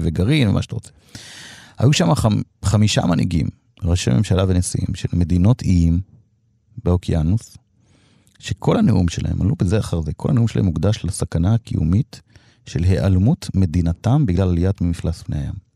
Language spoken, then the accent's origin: Hebrew; Degania, Northern District, Israel; moved away; אני בא מקיבוץ